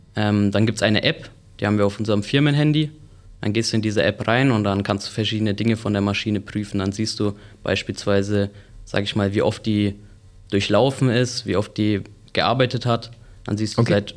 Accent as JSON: {"language": "German", "town": "Sennfeld", "region": "Bavaria", "country": "Germany", "said": "ich komme aus Senfeld und ja, freue mich jetzt hier meine Ausbildung zu machen"}